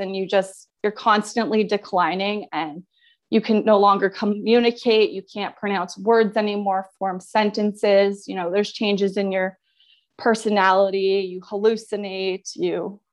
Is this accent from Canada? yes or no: yes; Ottawa, Ontario, Canada; I'm from Ottawa, Ontario